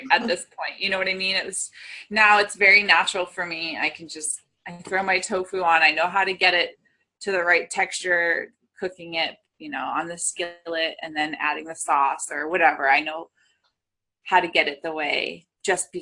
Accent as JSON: {"language": "English", "region": "New England", "country": "United States", "said": "I'm from New England."}